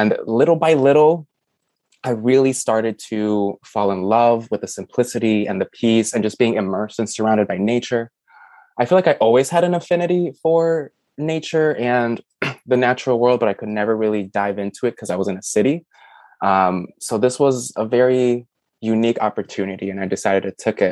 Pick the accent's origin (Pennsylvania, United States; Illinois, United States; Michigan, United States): Illinois, United States; Chicago; moved away as an adult; also born or lived in New York City, United States; now in Tennessee, United States; I was born and raised in a major city, Chicago, and I moved to New York to pursue a career in photography